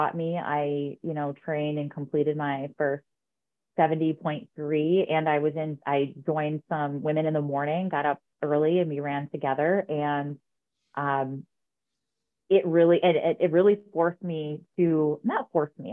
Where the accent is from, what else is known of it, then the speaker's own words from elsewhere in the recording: Utica, New York, United States; I grew up in Utica, New York